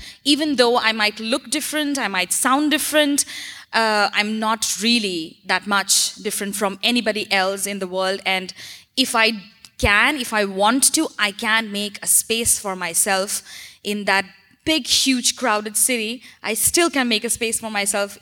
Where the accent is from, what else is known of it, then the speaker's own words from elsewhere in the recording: India; I'm from India